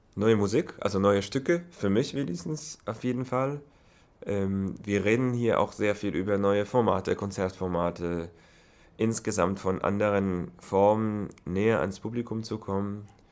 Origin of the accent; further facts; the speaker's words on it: Herzliya, Tel Aviv District, Israel; German is a second language; moved away as an adult; also born or lived in Berlin, Germany / Oslo, Norway; Also natürlich meine Heimat Israel, äh, Herzliya, aus der Stadt komme ich, das ist in der Nähe von Tel Aviv. Da habe ich auch studiert bis hin, da habe ich meine ganze Kindheit